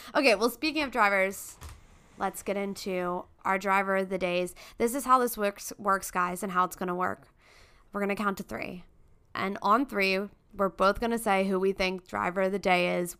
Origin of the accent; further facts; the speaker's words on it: United States; we're American